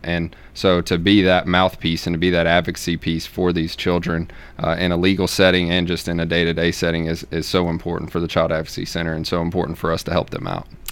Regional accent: Middle Tennessee, United States; also born or lived in Knoxville, Tennessee / Memphis, Tennessee; I grew up here in Middle Tennessee

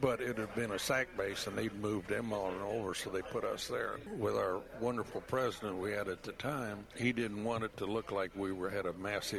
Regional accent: Iowa, United States; moved away; I was still from Iowa at that time.

